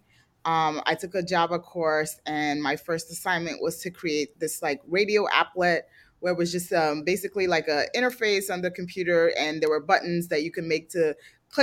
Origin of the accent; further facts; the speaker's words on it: New Jersey, United States; also born or lived in Nigeria; I grew up in New Jersey, kind of like a very white town